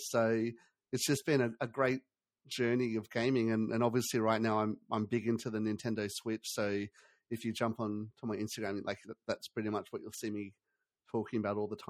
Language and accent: English; Australia; I'm from Australia.